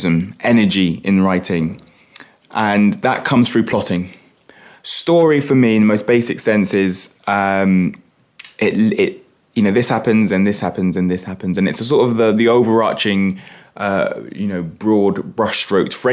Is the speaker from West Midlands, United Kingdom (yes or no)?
no; London, United Kingdom; moved away as an adult; now in Norwich, United Kingdom; I grew up in Hackney and first in the family to go to university.